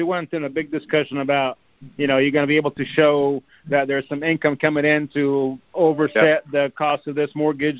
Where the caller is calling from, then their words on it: Indiana, United States; from Indiana.